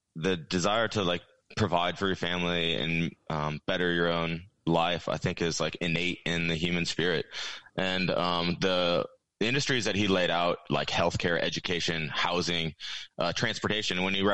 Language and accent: English; Iowa, United States; also born or lived in Texas; Where I grew up in Iowa and Texas, there's not really a housing problem at all.